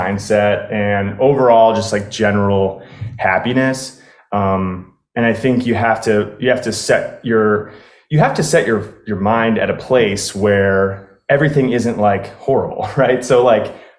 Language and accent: English; Chicago, Illinois, United States; moved away as an adult; also born or lived in Colorado; now in Florida, United States; I grew up in Chicago. I stayed there pretty much my whole life until I was 32